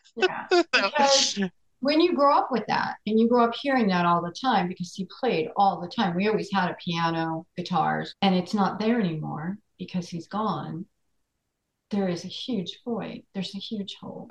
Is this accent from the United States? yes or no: yes; Floral Park, New York, United States; also born or lived in Queens, New York; I grew up in Floral Park, New York, Queens a little bit, and then we moved to Floral Park when I was about nine